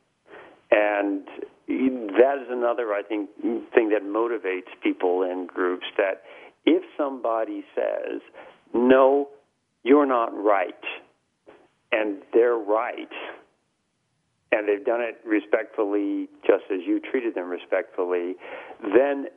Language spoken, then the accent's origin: English; United States; accent: heavy American; moved away as an adult; also born or lived in Europe; I spent the last 15 years in Europe, I've got a heavy American accent